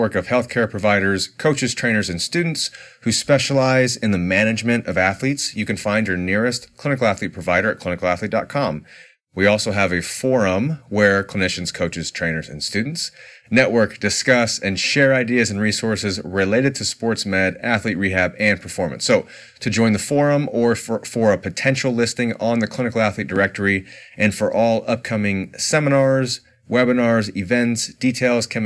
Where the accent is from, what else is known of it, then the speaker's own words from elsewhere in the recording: Indiana, United States; now in Orange County, United States; I grew up in Indiana, so I grew up in the four seasons